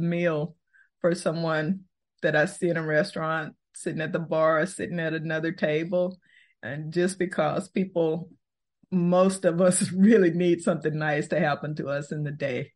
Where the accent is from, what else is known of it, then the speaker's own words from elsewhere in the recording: Fort Worth, Texas, United States; also born or lived in Houston, Texas / Austin, Texas / Minnesota; Born in Houston, raised in Fort Worth. I'm a native Texan